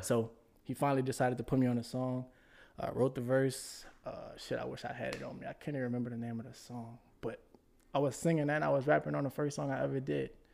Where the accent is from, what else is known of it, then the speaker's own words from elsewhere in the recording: New Orleans, Louisiana, United States; moved away as an adult; also born or lived in Houston; Originally born and raised in New Orleans.